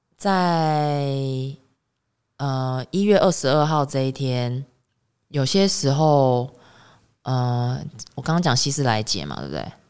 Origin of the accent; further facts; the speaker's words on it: Taiwan; 我自己来自岛国，来自台湾岛